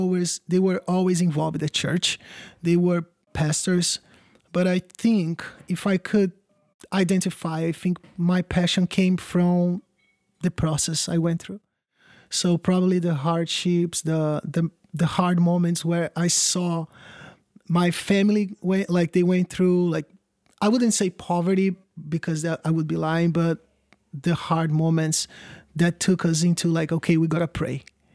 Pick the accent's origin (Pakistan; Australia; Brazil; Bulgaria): Brazil; English is a second language; Sure. I'm originally from Brazil. I am a youth pastor.